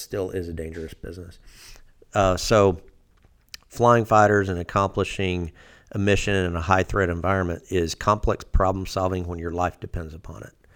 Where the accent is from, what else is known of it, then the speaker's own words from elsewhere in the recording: Fort Smith, Arkansas, United States; I grew up down in Fort Smith